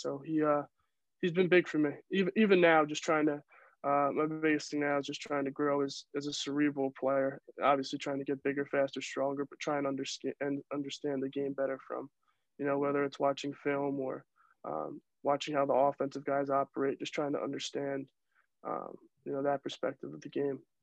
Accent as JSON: {"language": "English", "town": "Yorktown Heights", "region": "New York", "country": "United States", "tie": "born or raised there", "also_born_or_lived": "Maryland", "moved": "as an adult", "said": "growing up in Yorktown"}